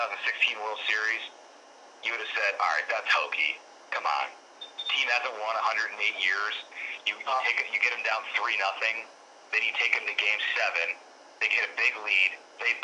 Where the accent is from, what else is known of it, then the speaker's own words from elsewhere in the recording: Chicago, Illinois, United States; I grew up in around Chicago.